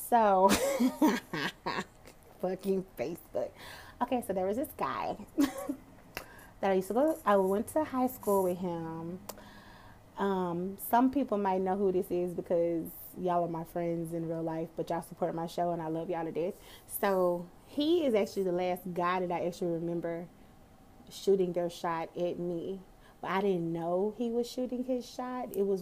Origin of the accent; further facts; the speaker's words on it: Dallas, Texas, United States; I'm from Dallas. I'm from Texas